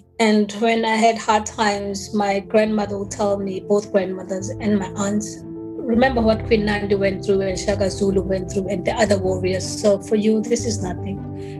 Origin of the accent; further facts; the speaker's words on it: Eswatini; born there; I was born in Swaziland because during the time I was born, there was apartheid in South Africa.